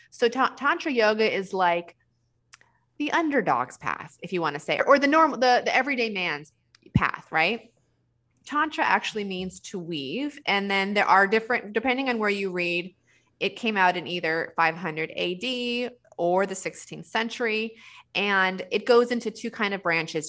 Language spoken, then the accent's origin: English; New Mexico, United States; I'm from New Mexico